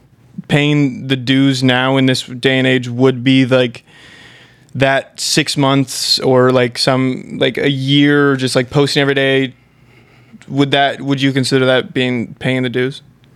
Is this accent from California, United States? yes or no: no; Kansas, United States; We're from Kansas.